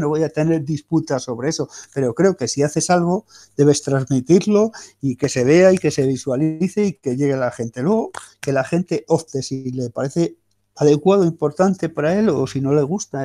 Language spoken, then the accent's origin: Spanish; Spain; los españoles somos distintos